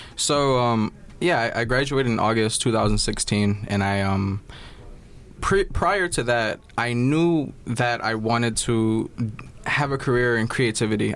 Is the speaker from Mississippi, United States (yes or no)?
no; New York City, New York, United States; I was born and raised in Flatbush, Brooklyn